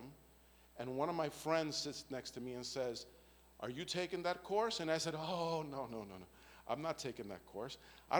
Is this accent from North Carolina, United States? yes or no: no; New York City, New York, United States; moved away; I came from a hellish environment, come from the Bronx, New York